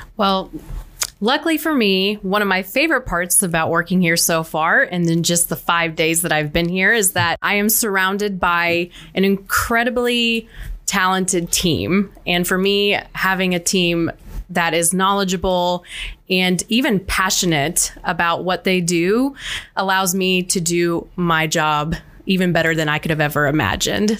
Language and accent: English; Central Illinois, United States; I am born and raised in Central Illinois. I have been here my entire life